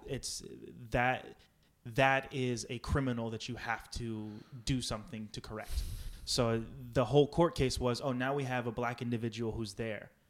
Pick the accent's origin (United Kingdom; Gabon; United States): United States; Powhatan, Virginia; moved away as an adult; also born or lived in Los Angeles / Santa Monica; I'm born and raised in Virginia